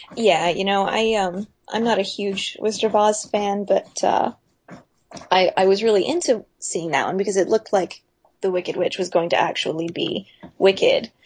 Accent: Pensacola, Florida, United States; I'm from Pensacola

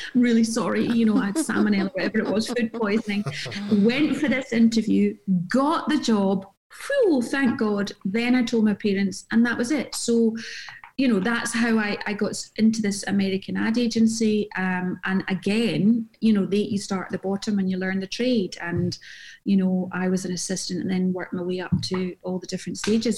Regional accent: Glasgow, Scotland, United Kingdom; moved away; also born or lived in Jersey; when I was growing up in Glasgow

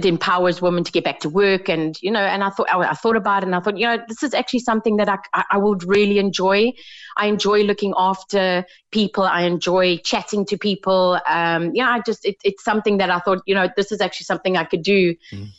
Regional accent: South Africa; moved away as an adult; now in Ireland; I come from South Africa, I've been here about 4 years.

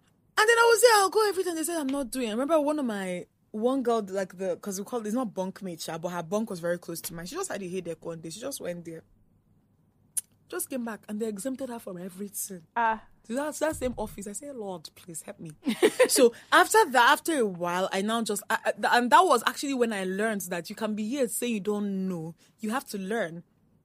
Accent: Southeast Nigeria, Nigeria; moved away as an adult; also born or lived in England; I grew up in the Southeast, right? Yeah. I did uni in the Southeast

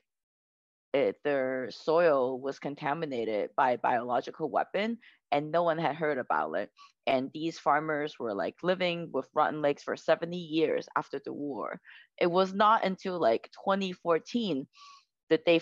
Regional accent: United States; I grew up in the United States

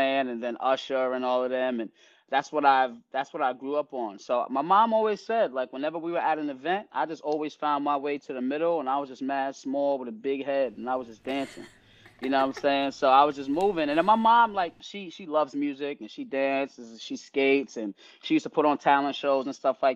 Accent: New York City, New York, United States; I grew up in Midtown 2628. But I went to school in Harlem, and there's a lot of things you're exposed to growing up in New York City

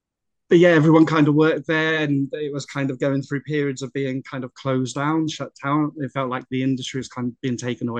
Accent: Appledore, South West England, United Kingdom; I grew up in North Devon, small little fishing village called Appledore, on the North Devon coast.

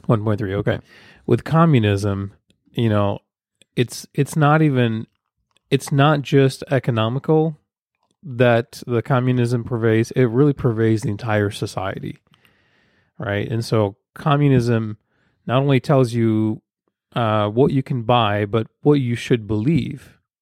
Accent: Ukraine; moved away; I'm from Ukraine, former Soviet Union

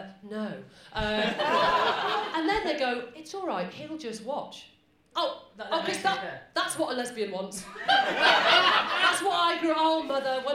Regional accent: Manchester, North West England, United Kingdom; I'm from Manchester

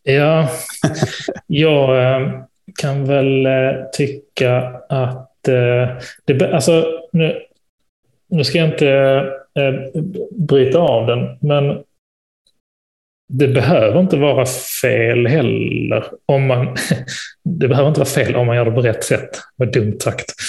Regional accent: Malmö, Skåne, Sweden; moved away; nere i Malmö där jag är född och uppvuxen

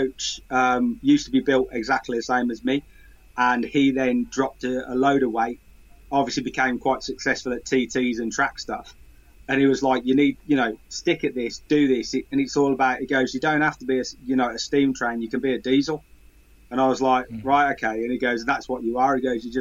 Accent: Sutton Coldfield, West Midlands, United Kingdom; now in Bourne, United Kingdom; I'm originally from Birmingham, from Sutton Coldfield

